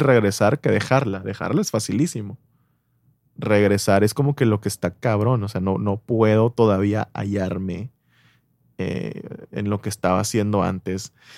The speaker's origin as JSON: {"language": "Spanish", "country": "Mexico", "said": "en México somos el país de Latinoamérica"}